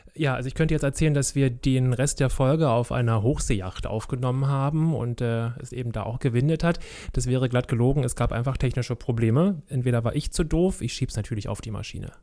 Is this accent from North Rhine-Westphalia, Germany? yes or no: no; Berlin, Germany; ich bin ja in Kreuzberg groß groß geworden, in SO 36 in der Lausitzer Straße